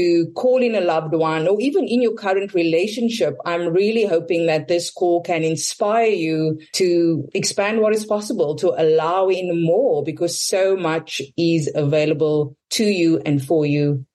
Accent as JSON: {"language": "English", "country": "South Africa", "said": "I'm South African"}